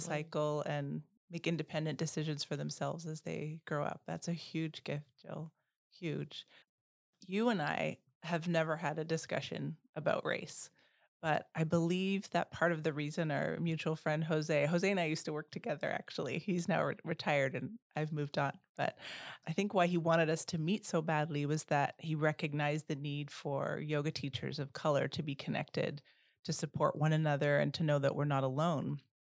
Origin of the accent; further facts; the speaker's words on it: Canada; first language Dutch; English is a second language; also born or lived in Bermuda; now in Oak Park, United States; I was born in Bermuda. My father was black and my mother was white, but they passed away when I was really young. And as a child, I grew up in primarily white spaces in Canada.